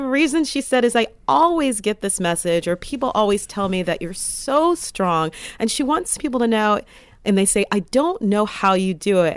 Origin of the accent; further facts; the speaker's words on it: United States; as an American